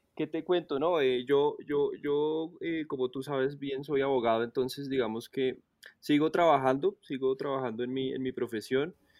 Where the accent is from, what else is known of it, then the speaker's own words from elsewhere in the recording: Colombia; accent: Colombian; also born or lived in Italy; claro que nosotros no tenemos, no tenemos acento